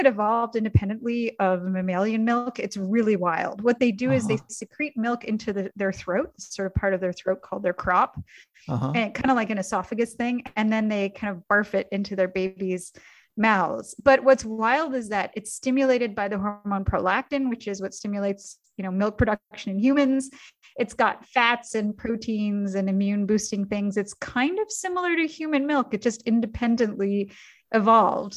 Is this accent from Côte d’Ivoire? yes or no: no; Canada; I grew up in Canada